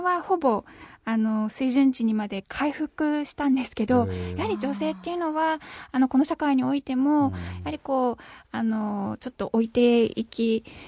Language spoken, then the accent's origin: Japanese; Japan; たまたま日本という先進国に生まれただけで